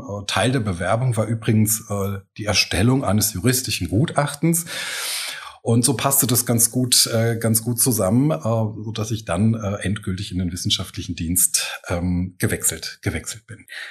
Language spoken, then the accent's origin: German; Eifel, Rhineland-Palatinate, Germany; also born or lived in Trier / Koblenz; now in Mainz, Germany; ich bin ja in der Eifel aufgewachsen